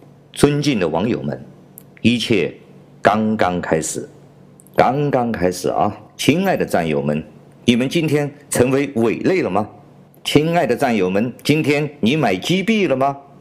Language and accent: Chinese; China; 所以说，强盗文化和流氓文化呢，是在我们中国非常普遍的一个现象，甚至可以说是构建了我们中国人文环境的最重要的基础。